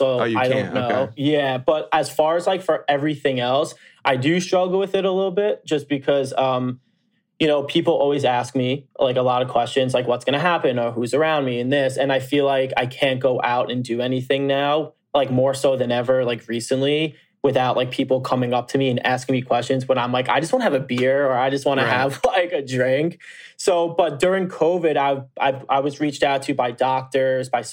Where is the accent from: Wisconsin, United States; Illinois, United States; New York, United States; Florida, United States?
New York, United States; Long Island; I grew up on Long Island